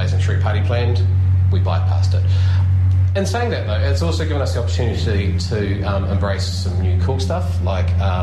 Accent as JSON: {"language": "English", "town": "Dunedin", "region": "Otago", "country": "New Zealand", "tie": "born or raised there", "said": "When I grew up in South Dunedin"}